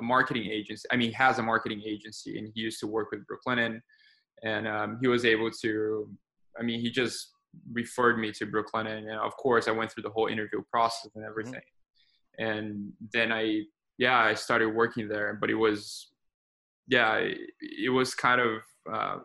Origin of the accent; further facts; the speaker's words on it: Brazil; moved away as an adult; now in United States; I was born and raised in Brazil